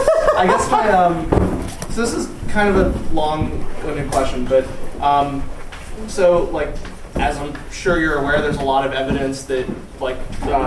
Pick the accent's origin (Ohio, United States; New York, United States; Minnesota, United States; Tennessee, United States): New York, United States; outside New York City, United States; accent: American; now in Germany; I'm also an American from outside New York City, Germany.